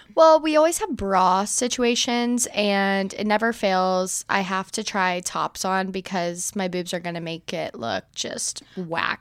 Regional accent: Alabama, United States; now in Texas, United States; I am from Alabama

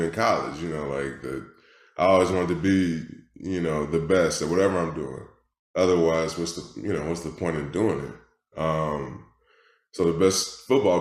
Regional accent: Detroit, Michigan, United States; I'm from Detroit, Michigan, originally. That's where I was born and raised

